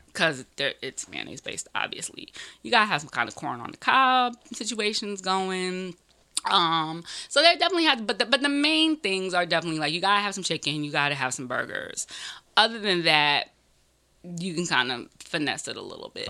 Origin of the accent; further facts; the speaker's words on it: Greenville, South Carolina, United States; now in New York, United States; I'm technically from New York. I was born in New York, but I grew up in Greenville, South Carolina.